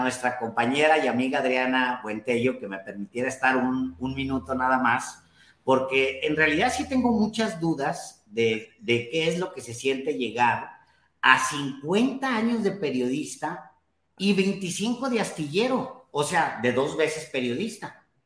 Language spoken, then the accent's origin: Spanish; Ciudad Juárez, Chihuahua, Mexico; mi barrio bravo de Ciudad Juárez